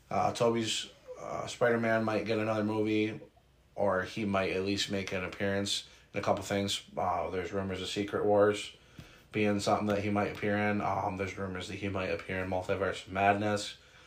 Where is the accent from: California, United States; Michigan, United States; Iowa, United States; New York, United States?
New York, United States; if for anybody who doesn't know, we're from New York. Not city, but from New York State.